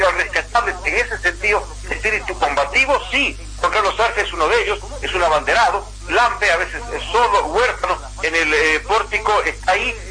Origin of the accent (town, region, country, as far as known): Bolivia; now in La Paz, Bolivia